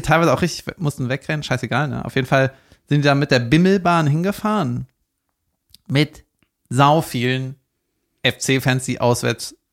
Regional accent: Cologne, North Rhine-Westphalia, Germany; nicht genau da, wo ich aufgewachsen bin, aber da in der Gegend, ne, also auch in Köln rechts

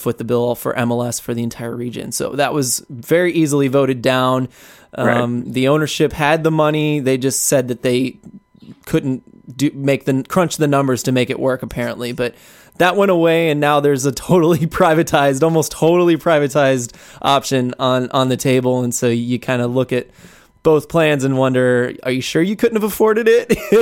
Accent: St. Louis, Missouri, United States; moved away; also born or lived in California / New York; I'm from St. Louis

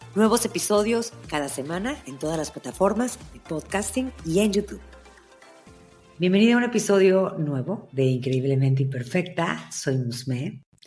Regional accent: Veracruz, Mexico; yo soy de Veracruz

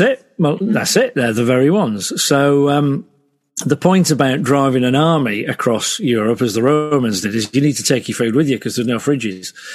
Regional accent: Selby, Yorkshire and the Humber, United Kingdom; moved away as an adult; also born or lived in Hull; I grew up in Selby.

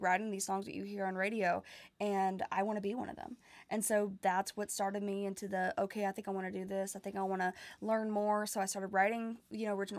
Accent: Nashville, Tennessee, United States; I was born and raised here in Nashville, Tennessee

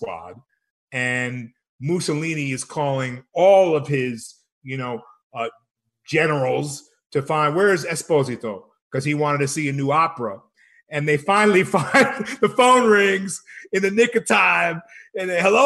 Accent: Rome, Lazio, Italy; also born or lived in Copenhagen, Denmark; now in Albuquerque, United States; I grew up in Rome. I was born in Copenhagen, Denmark.

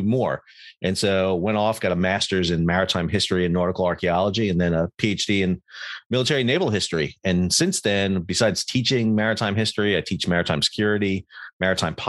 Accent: New York City, New York, United States; also born or lived in Long Island; I grew up in New York City

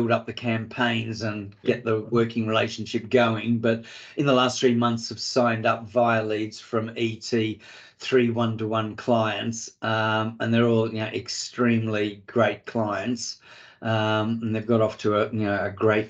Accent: Australia; also born or lived in Africa; now in United Kingdom; Being an Aussie

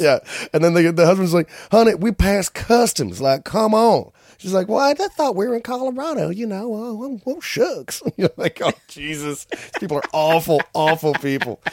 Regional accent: Canada; accent: Canadian; also born or lived in Whistler

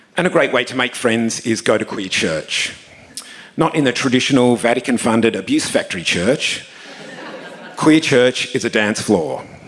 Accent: Tasmania, Australia; now in Sydney, Australia; Growing up in Tasmania

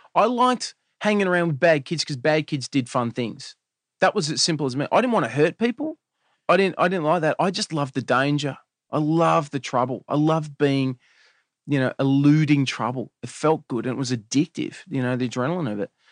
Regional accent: Melbourne, Victoria, Australia; We grew up in Eltham, which is in Melbourne

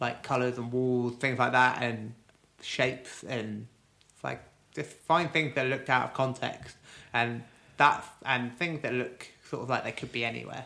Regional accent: Cirencester, South West England, United Kingdom; moved away; I grew up in Gloucestershire, like a little sort of market town called Cirencester

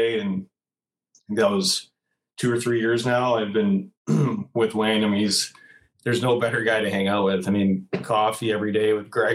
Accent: Canada; I grew up in Lloyd

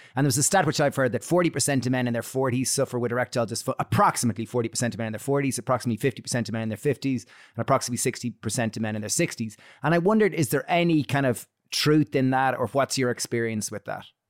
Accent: Ireland; we grew up in Catholic Ireland where you didn't talk about masturbation

